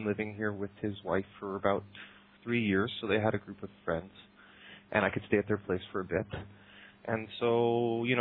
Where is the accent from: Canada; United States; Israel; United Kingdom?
Canada; Victoria, British Columbia; also born or lived in Vancouver; now in Prague, Czech Republic; I'm from Vancouver, and more technically, if people are from Vancouver, I'm from Victoria